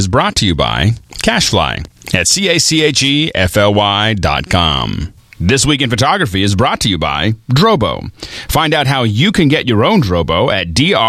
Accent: Pittsburgh, Pennsylvania, United States; Hey, you know, I'm from Pittsburgh. I can wear flip-flops into February

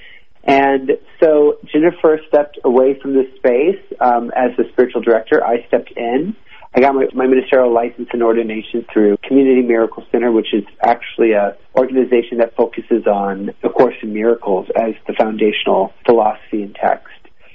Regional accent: Seattle, Washington, United States; now in Los Angeles, United States; I grew up in Seattle, Washington, which is almost as north as you can get

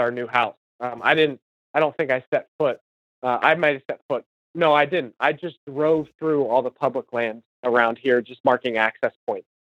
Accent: Western Pennsylvania, United States; moved away as an adult; now in Central Pennsylvania, United States; I grew up uh, my entire life in uh, Western Pennsylvania

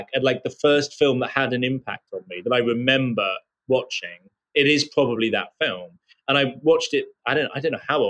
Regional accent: United Kingdom; I was just a regular suburban kid living outside of London.

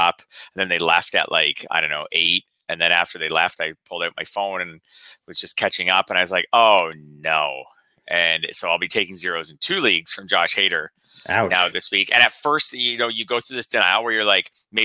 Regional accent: Canada; as a Canadian

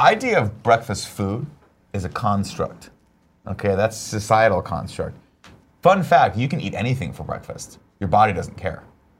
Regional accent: Southern California, United States; Growing up in Southern California

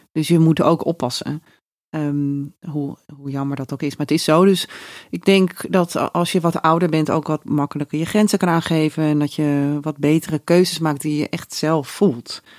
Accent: Raalte, Overijssel, Netherlands; moved away as an adult; now in Amsterdam, Netherlands; wegging uit Raalte, waar ik vandaan kom.

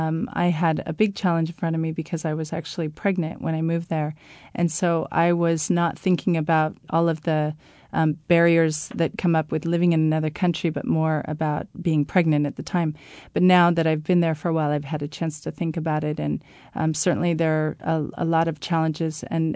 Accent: Seattle, Washington, United States; now in Madrid, Spain; I'm actually from Seattle.

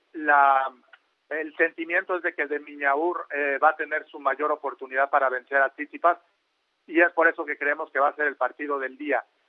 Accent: Mexico; como mexicano

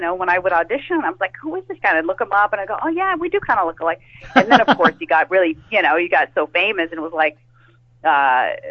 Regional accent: California, United States; we're both native. We're from California

